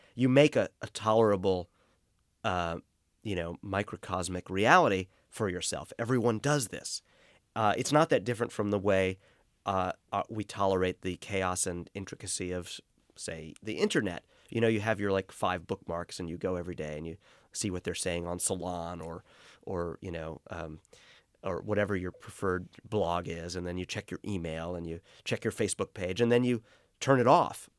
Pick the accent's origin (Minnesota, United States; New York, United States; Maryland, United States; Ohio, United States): New York, United States; New York City; Growing up in Brooklyn